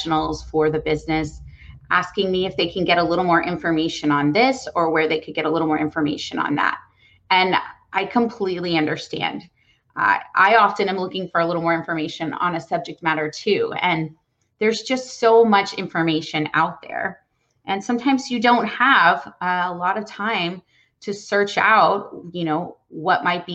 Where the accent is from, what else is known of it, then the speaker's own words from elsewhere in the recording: Texas, United States; I was born and raised in Texas, and I love it here.